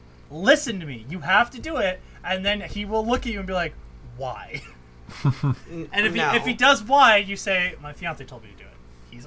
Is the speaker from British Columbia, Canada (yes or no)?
no; Newfoundland and Labrador, Canada; accent: Newfoundland; I wouldn't talk like a Newfie around him. Because I've learned that I can't voluntarily take my bring my accent out anymore.